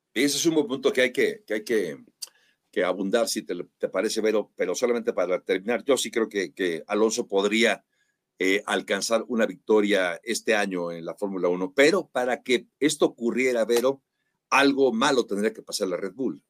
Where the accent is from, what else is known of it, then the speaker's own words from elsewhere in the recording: Mexico; nosotros como mexicanos